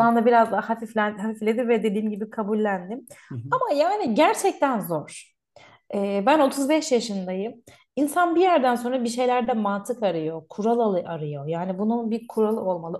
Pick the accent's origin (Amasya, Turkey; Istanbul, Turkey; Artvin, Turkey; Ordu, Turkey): Artvin, Turkey; moved away as an adult; now in Cologne, Germany; ben Artvinliyim